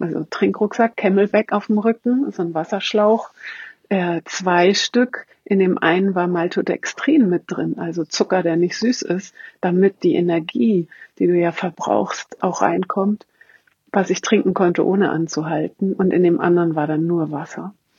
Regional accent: Hamburg, Germany; ich komme aus Hamburg

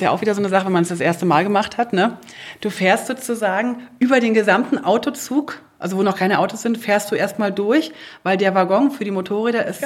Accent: Brandenburg, Germany; Wobei ich bin auch auf dem Land groß geworden, außerhalb von Berlin.

